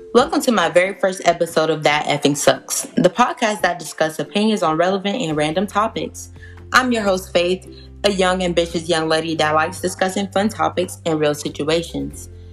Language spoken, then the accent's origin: English; South Georgia, United States; I'm from South Georgia, not the Georgia that's like Atlanta, but like yeah, the South Georgia area.